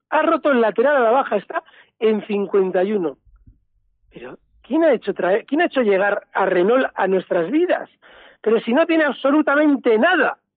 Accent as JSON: {"language": "Spanish", "town": "Madrid", "region": "Community of Madrid", "country": "Spain", "said": "buenos días … de Madrid."}